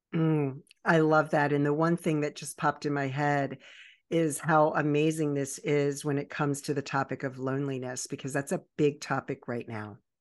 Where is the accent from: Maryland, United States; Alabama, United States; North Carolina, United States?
Maryland, United States; Baltimore and Annapolis area; also born or lived in Virginia Beach, Virginia; I was born in Virginia Beach and raised in the Baltimore and Annapolis